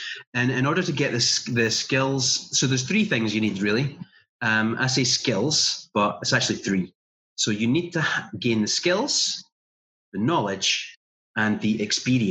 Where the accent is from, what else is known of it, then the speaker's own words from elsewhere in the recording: little town in Scotland, United Kingdom; There was some telesales jobs going on in our town that I could apply for